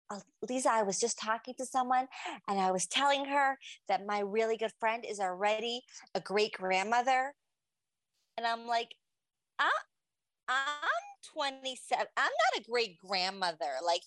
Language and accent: English; New York City, New York, United States; I grew up in Farakway and I also left early high school